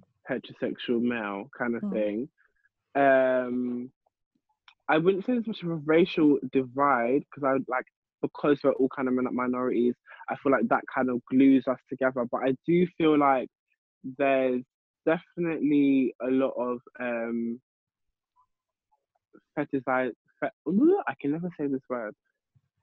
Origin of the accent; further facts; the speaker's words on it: London, United Kingdom; growing up in London